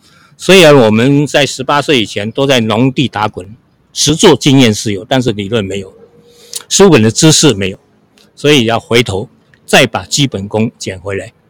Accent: Hsinchu County, Taiwan; 小时候我们都是农村长大的嘛。我今年是七十四岁。那我们一一家在新竹丘陵。那在我们那边有一个很有名的风景区，叫做飞凤山，是新竹的八景之一啊。所以我们都在飞凤山的山脚下长大的。

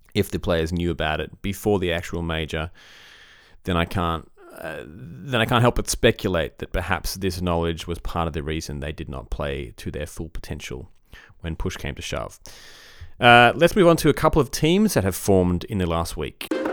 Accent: Australia; as an Aussie

